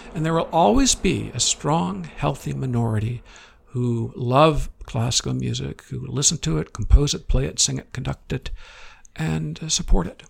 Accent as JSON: {"language": "English", "region": "Midwest", "country": "United States", "tie": "born or raised there", "said": "growing up in the Midwest"}